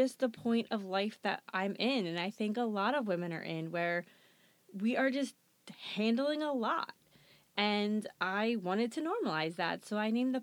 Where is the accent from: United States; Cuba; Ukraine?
United States; New Jersey; I am born and bred in New Jersey. I love living here